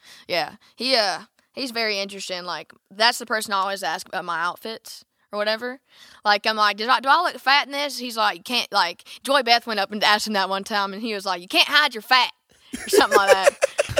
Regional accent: Alabama, United States; which I didn't know what it was, and I'm from Alabama, so, like.

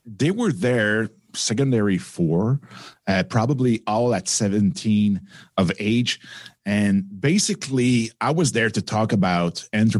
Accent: Quebec, Canada; accent: French; English is a second language; my little French accent

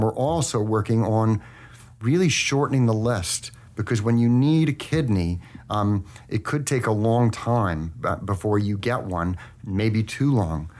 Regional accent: Manhasset, New York, United States; I was born in North Shore Hospital in Manhasset, New York

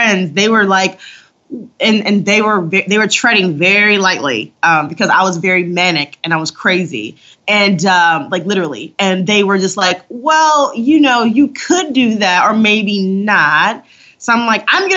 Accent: Detroit, Michigan, United States; growing up in Detroit

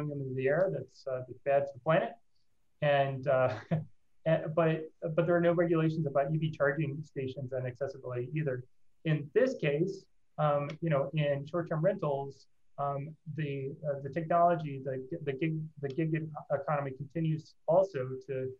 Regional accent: Nacogdoches, Texas, United States; moved away as an adult; also born or lived in Dallas, Texas; now in Denver, United States; I grew up in Nacogdoches and went to SMU, got a computer science degree and an MBA in finance, both from SMU and Dallas. So I have Texas roots, but I have found a lovely spot here in the amazing slice of the world called Denver, Colorado

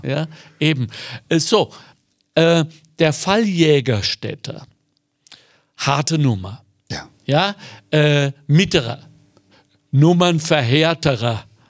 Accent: Germany; Und ich bin Deutscher

